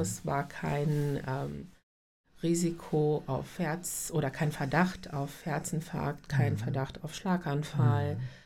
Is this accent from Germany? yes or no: no; North Macedonia; moved away; ich bin gebürtig aus Nordmazedonien